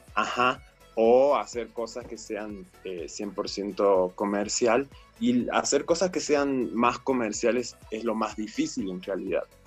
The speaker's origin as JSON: {"language": "Spanish", "region": "Córdoba", "country": "Argentina", "tie": "born or raised there", "moved": "as an adult", "lives_now": "Chiapas, Mexico", "said": "Córdoba, la ciudad donde yo nací"}